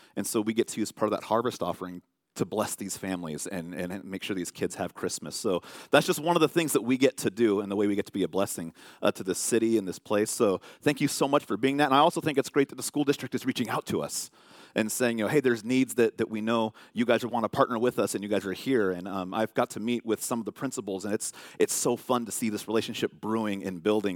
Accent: California, United States; I'm from California

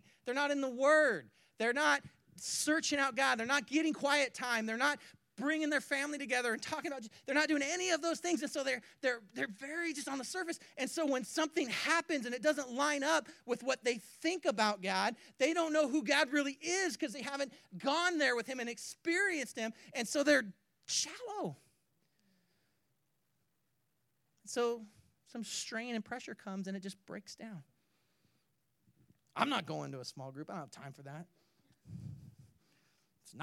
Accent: California, United States; moved away; also born or lived in Spokane; I grew up in California

